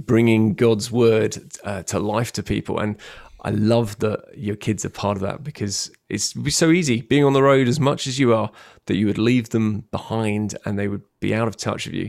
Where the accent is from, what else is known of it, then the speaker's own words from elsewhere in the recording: London, United Kingdom; moved away as an adult; now in Bournemouth, United Kingdom; i was born in London, so I'm a Londoner